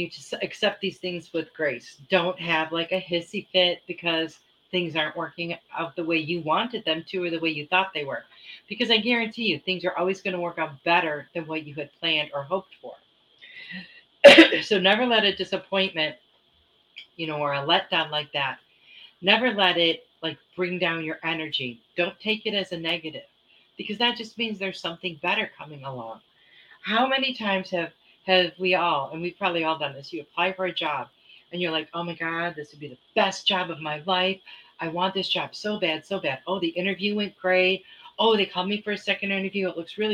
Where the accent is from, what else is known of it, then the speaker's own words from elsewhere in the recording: Michigan, United States; moved away; I was raised in Michigan, and we had some really cold winters when I was a child